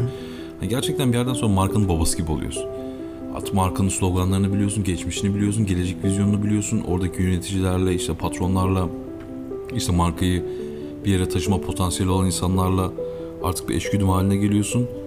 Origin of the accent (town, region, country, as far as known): Eskişehir, Turkey; also born or lived in Istanbul / Barcelona